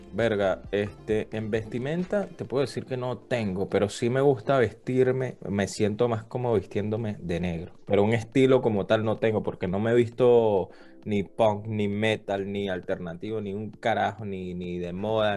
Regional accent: Venezuela; Yo considero que yo no soy un venezolano común, para nada

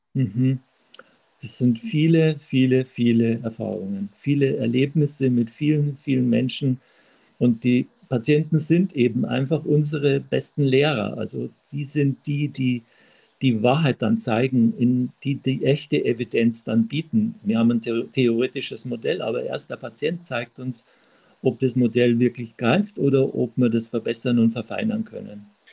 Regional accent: Traunstein, Bavaria, Germany; aus Traunstein, gebürtigen Traunstein

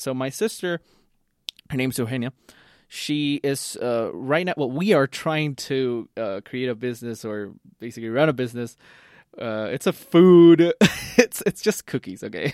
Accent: Costa Rica; I'm from Costa Rica

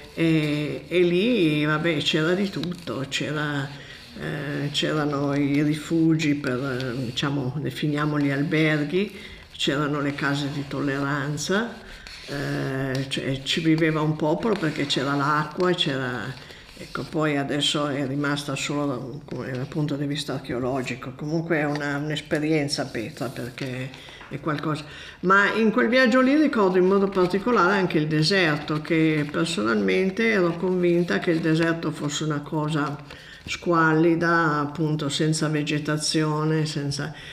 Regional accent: Borgomanero, Piedmont, Italy; also born or lived in Bolzano Novarese; sono nata a Borgomanero in Piemonte.

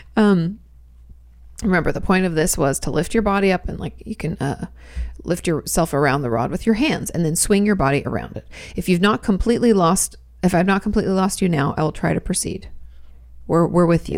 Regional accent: Washington, United States; also born or lived in California; now in Texas, United States; I grew up in Washington State, where there's plenty of rain

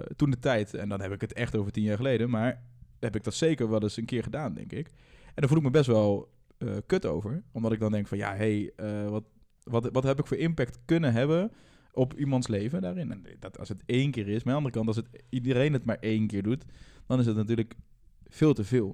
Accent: Netherlands; Uit een dorp in, eh, in de buurt van Gelderland. En eh, nou, ik ben in een dorp opgegroeid

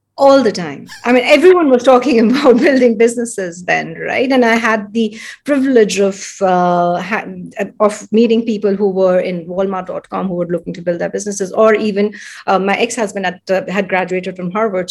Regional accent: India; moved away as an adult; also born or lived in San Francisco, United States; I'm from India. I'm born, brought up here.

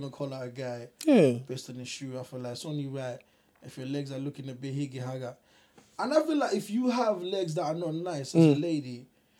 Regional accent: Nigeria; I'm a Nigerian

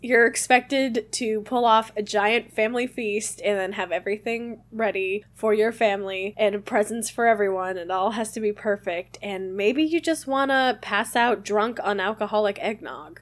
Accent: Midwest, United States; moved away; I am originally from the Midwest

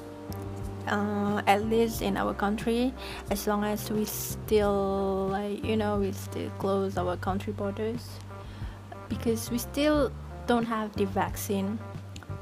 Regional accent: Malaysia; as a Malaysian

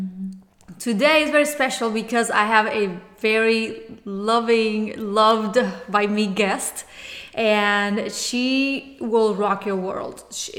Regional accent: Cuba; English is a second language; moved away; because I know when I came from Cuba 20 years ago, the first year was very, very rough for me.

